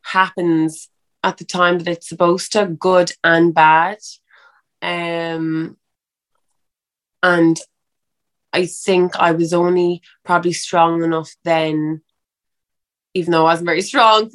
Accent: Ireland; I'm an Irish girl

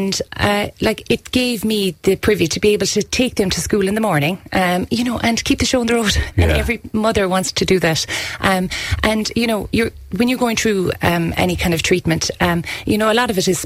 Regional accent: County Kerry, Ireland; here in our home county

